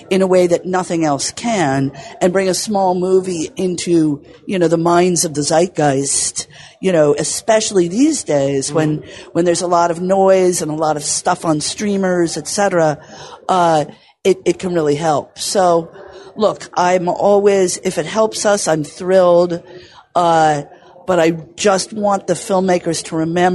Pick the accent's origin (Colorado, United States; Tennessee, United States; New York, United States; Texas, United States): New York, United States; New York City; I grew up in New York City